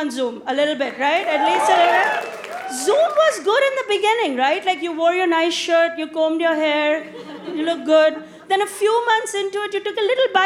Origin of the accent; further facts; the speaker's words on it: India; now in United States; do you know where I grew up? In India.